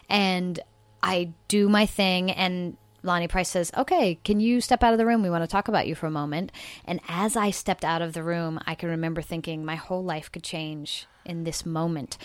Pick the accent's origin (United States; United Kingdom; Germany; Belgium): United States; South Carolina; moved away; also born or lived in California; I'm from South Carolina.